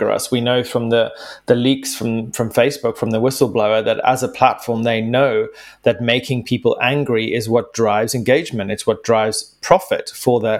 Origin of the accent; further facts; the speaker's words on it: Zimbabwe; my home country of Zimbabwe